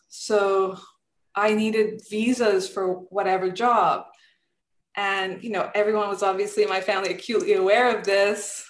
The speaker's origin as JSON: {"language": "English", "country": "Serbia", "moved": "yes", "said": "I'm originally from Serbia"}